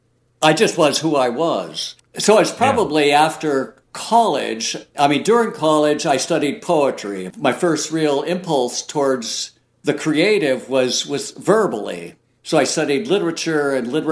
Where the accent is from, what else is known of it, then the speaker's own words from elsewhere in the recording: Oregon, United States; growing up in Oregon and spending a lot of time on the coast